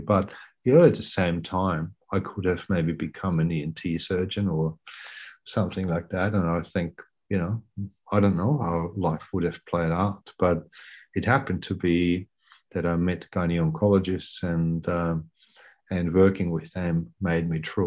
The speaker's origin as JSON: {"language": "English", "country": "Austria", "tie": "born or raised there", "moved": "as an adult", "lives_now": "Brisbane, Australia", "said": "I grew up in Austria, I should say that, and went to med school in Vienna"}